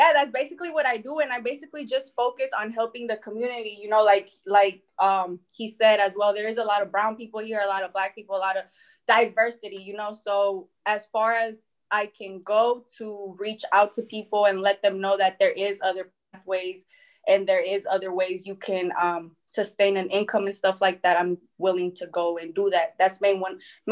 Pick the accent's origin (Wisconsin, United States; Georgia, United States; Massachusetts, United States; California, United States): Wisconsin, United States; Milwaukee; also born or lived in Mexico; I'm originally from Mexico, but my family and I moved here to the United States when I was about three. I live in Milwaukee right now